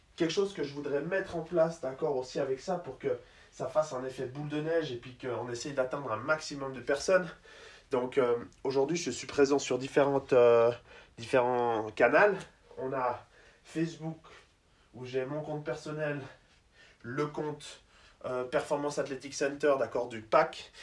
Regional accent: Switzerland; also born or lived in United States; je suis suisse

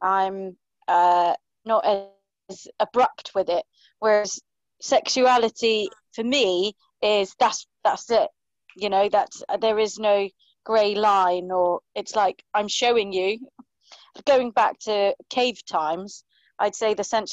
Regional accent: Iceland; I'm from Iceland

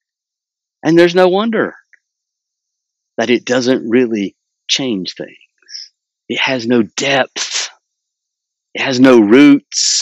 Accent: United States; I'm from Wilkes County

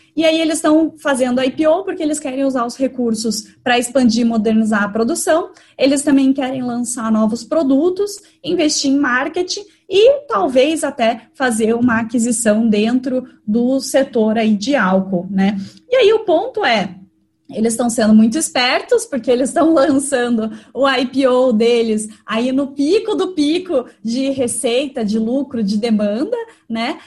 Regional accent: Curitiba, Paraná, Brazil; moved away; Eu sou de Curitiba e, e sempre vou para lá

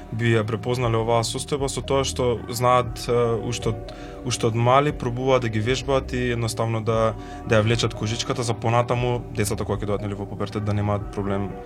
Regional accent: North Macedonia; кај нас во Македонија

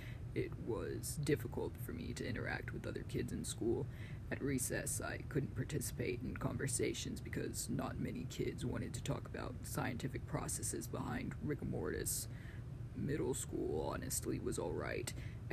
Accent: Texas, United States; I'm from Texas, and I know where you're broadcasting from.

